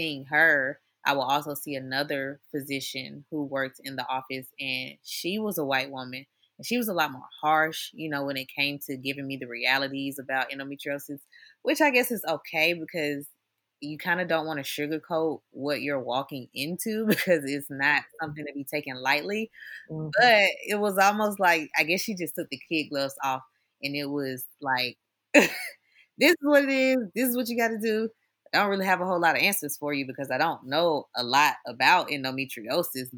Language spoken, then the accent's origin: English; Atlanta, Georgia, United States; also born or lived in Valdosta, Georgia; I'm from Atlanta and I live in Atlanta, during this time of my life, I was living in Valdosta, going to school